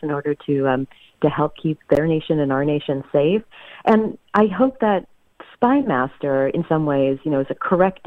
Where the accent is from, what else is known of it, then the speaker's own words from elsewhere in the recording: the South, United States; I grew up in the South